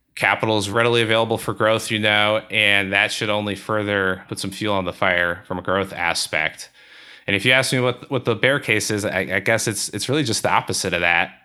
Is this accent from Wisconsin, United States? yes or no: yes; Milwaukee, Wisconsin, United States; so both my wife and I grew up in Milwaukee